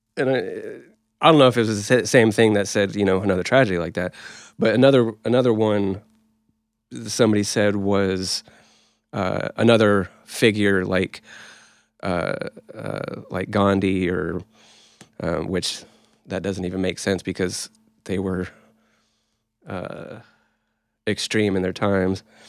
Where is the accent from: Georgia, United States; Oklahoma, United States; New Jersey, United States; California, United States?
Oklahoma, United States; we're from Oklahoma.